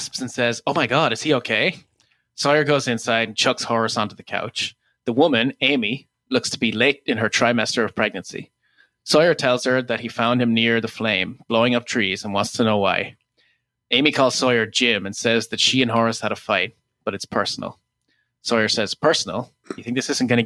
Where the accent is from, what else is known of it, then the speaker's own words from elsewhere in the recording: Ireland; now in Toronto, Canada; as an Irish person